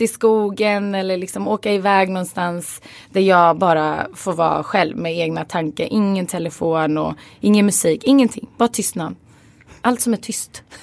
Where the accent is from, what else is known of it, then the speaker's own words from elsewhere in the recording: Stockholm, Stockholm County, Sweden; Jag är uppvuxen i Skarpnäck och det är en förort i Stockholm